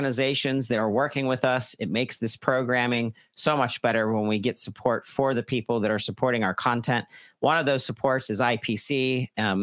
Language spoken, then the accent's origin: English; Pittsburgh, Pennsylvania, United States; I'm from Pittsburgh